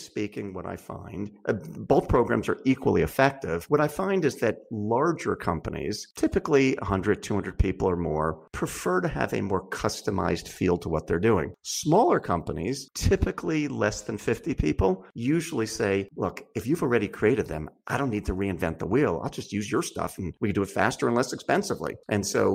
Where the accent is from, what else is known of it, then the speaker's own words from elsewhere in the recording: Philadelphia, Pennsylvania, United States; I come from the Philadelphia area